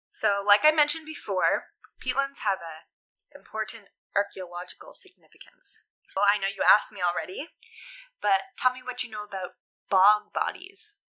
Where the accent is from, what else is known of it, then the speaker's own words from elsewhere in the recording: Newfoundland and Labrador, Canada; we're both from Newfoundland